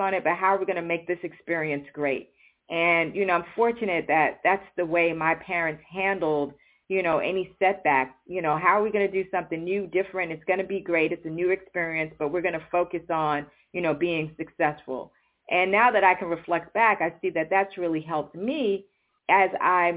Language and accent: English; New York City, New York, United States; I grew up in New York City